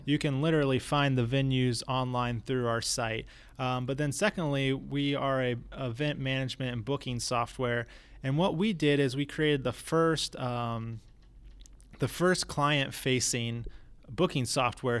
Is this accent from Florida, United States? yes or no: yes; New Smyrna Beach, Florida, United States; also born or lived in Tampa Bay area; I was raised in New Smyrna Beach, Florida, you know, small little town on the East Coast